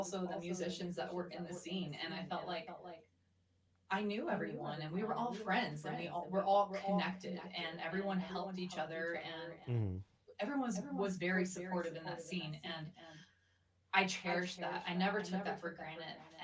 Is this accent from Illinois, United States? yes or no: no; Mississippi, United States; also born or lived in Arizona; now in Denver, United States; Originally, I'm from Mississippi